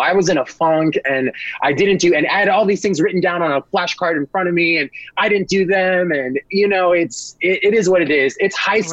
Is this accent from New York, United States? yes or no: yes; New York, United States; I'm from New York